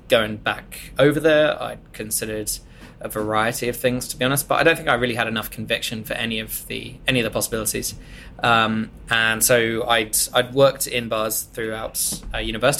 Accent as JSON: {"language": "English", "area": "Kent", "region": "South East England", "country": "United Kingdom", "tie": "born or raised there", "also_born_or_lived": "Bath", "moved": "as an adult", "lives_now": "London, United Kingdom", "said": "I grew up down in Kent, so that's one of those places which isn't in London"}